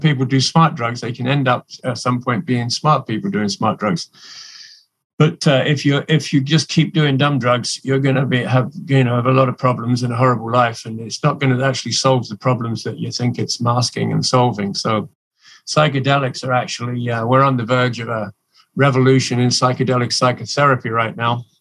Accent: England, United Kingdom; moved away as an adult; now in Canada; I'm originally from England. I grew up in England

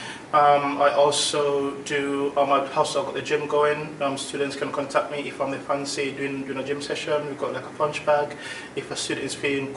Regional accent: London, United Kingdom; moved away as an adult; now in Basingstoke, United Kingdom; Well, I'm also from London, really. I used to live in London before I moved to Basingstoke

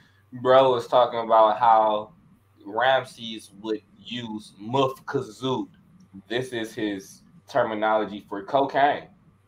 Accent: Detroit, Michigan, United States; The crazy thing is, like, I'm from Michigan. I'm from Detroit.

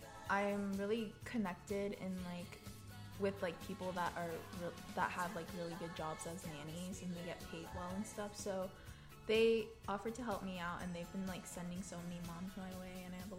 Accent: the South, United States; accent: Southern; Yeah, English, Southern, my Southern accent.

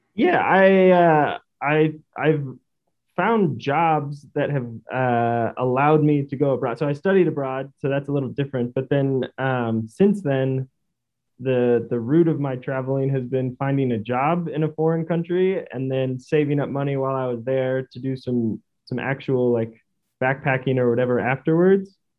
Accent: Stockton, California, United States; moved away as an adult; also born or lived in St. Louis / Spain / South Korea; I grew up in Stockton, California, um, which is east of the Bay Area

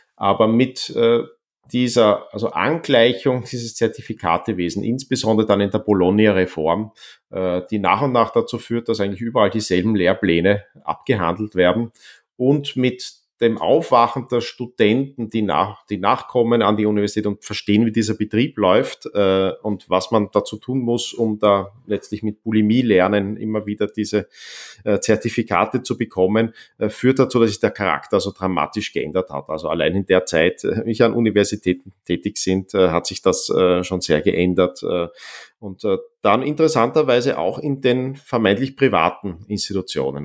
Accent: Vienna, Austria; ich bin dann in Wien weitgehend aufgewachsen

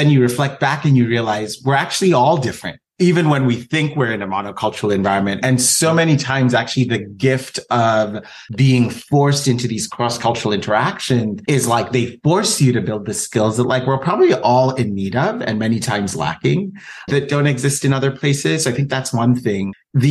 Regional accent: Kenya; I actually went to an international school as well, growing up in Kenya.

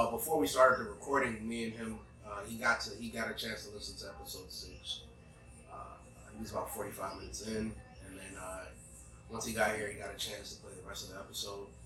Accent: Ghana; I'm from Ghana.

